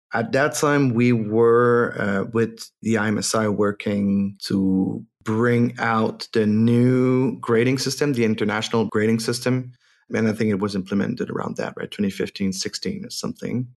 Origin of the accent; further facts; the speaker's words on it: Quebec, Canada; first language French; English is a second language; I'm not an English native, so if it sounds like I'm looking for my words, it's my French coming back